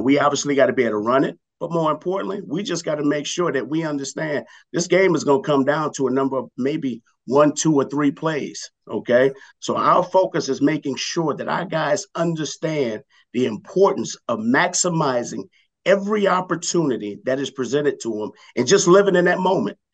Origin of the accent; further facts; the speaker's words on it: Los Angeles, California, United States; also born or lived in New Orleans, Louisiana / Cincinnati; I, did the majority of my growing up in the LA area